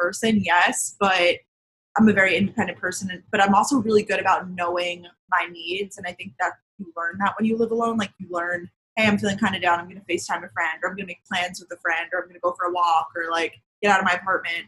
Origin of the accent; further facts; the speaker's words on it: Long Island, New York, United States; also born or lived in Georgia; now in New York City, United States; I grew up like on Long Island, it's a similar situation, like suburbs of New York